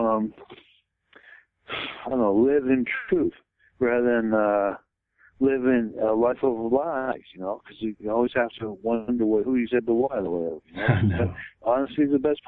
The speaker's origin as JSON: {"language": "English", "town": "Boston", "region": "Massachusetts", "country": "United States", "tie": "born or raised there", "said": "I grew up in Boston"}